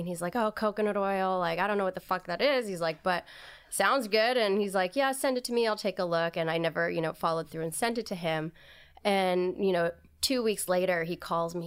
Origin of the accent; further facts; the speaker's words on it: Hawaii, United States; moved away; also born or lived in New York; I grew up in Hawaii